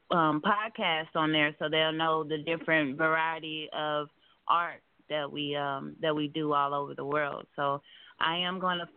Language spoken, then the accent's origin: English; Kansas City, Kansas, United States; I'm from Kansas City, Kansas. Um, I actually stayed down here since I was two, so this is all I know down here.